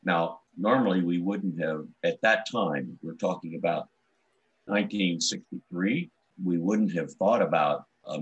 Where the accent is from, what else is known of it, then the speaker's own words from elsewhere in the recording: Columbus, Ohio, United States; I grew up in Columbus, Ohio